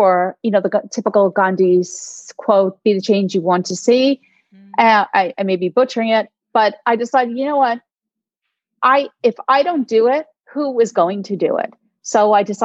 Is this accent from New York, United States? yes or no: yes; New York, United States; I'm a New Yorker.